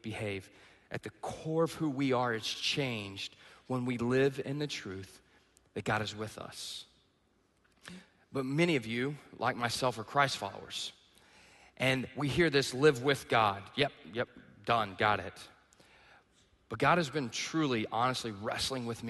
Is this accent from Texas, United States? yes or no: yes; East Texas, United States; moved away; I grew up in the South, okay? I'm in the backwoods of East Texas.